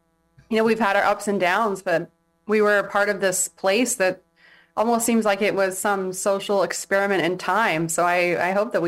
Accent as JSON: {"language": "English", "town": "San Diego", "region": "California", "country": "United States", "tie": "born or raised there", "also_born_or_lived": "Imperial Beach / Chula Vista / England", "moved": "yes", "lives_now": "Hawaii, United States", "said": "I am from San Diego."}